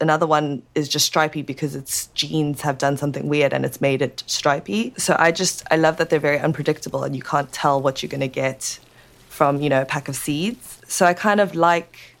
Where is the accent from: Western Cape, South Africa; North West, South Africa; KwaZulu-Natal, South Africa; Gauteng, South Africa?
Western Cape, South Africa; Cape Town; moved away as an adult; also born or lived in Edinburgh, United Kingdom; I'm originally from Cape Town and my parents are from Shanghai, China.